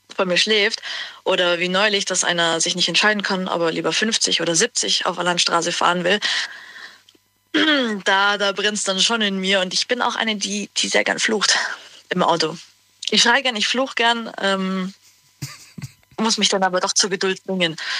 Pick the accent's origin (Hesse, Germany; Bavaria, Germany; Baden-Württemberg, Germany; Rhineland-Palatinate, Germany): Bavaria, Germany; Günzburg; ich komme aus Günzburg.